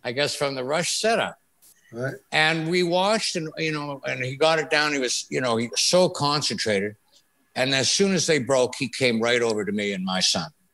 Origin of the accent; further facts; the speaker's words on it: Thunder Bay, Ontario, Canada; moved away; also born or lived in Toronto; raised in Thunder Bay